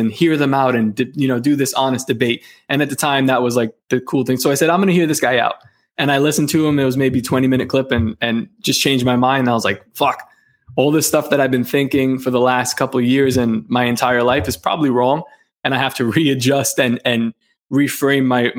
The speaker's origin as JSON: {"language": "English", "town": "New York City", "region": "New York", "country": "United States", "tie": "born or raised there", "said": "I was born in Coney Island, grew up in Coney Island, and I recently moved out, but not too far, maybe 15 minutes away"}